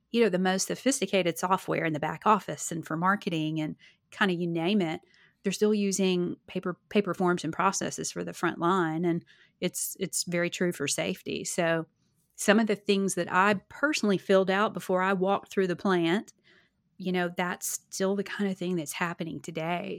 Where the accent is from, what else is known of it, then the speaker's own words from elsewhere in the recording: Arkansas, United States; moved away; my hometown in Arkansas